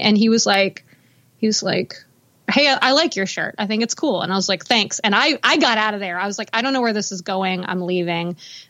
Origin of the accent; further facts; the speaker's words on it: Houston, Texas, United States; also born or lived in Los Angeles / Nashville; I was born in Houston and, I grew up there. But I actually moved around a lot. My mom moved us around a lot. So I feel like I'm from Texas, but I also feel like I'm from LA.